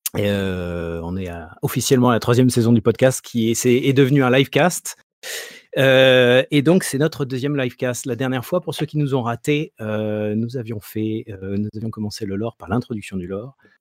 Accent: Marseille, Provence-Alpes-Côte d'Azur, France; En tant que bon Marseillais

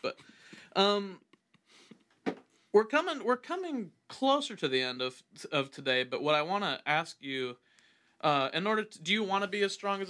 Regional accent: Illinois, United States; I'm from Illinois.

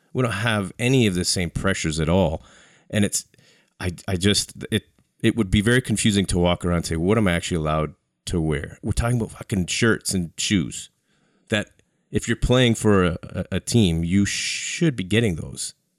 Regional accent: Canada; as a Canadian

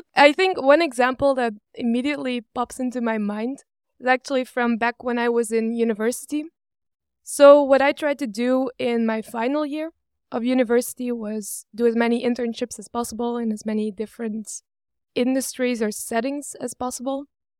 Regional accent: Belgium; I've been born and raised in Belgium. I studied to be a computer science engineer in Leuven, close to Brussels.

